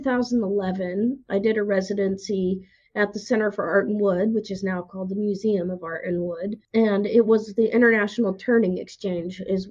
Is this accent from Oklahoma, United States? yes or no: yes; Oklahoma, United States; moved away as an adult; now in Tennessee, United States; I'm from Oklahoma. If you've ever been to Oklahoma, you know it's flat